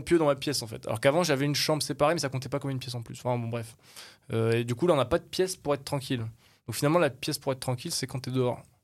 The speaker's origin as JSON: {"language": "French", "country": "France", "said": "je suis français, j'ai ma famille, j'ai mes amis, je suis bien installé"}